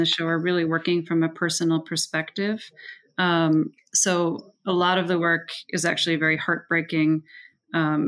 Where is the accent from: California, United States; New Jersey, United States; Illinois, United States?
Illinois, United States; Evanston; also born or lived in Prague, Czech Republic; I did grow up in Evanston